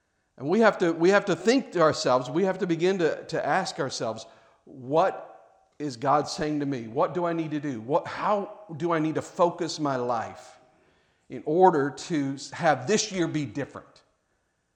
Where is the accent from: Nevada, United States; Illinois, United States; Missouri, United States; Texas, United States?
Missouri, United States; Kansas City; I grew up in Kansas City, Missouri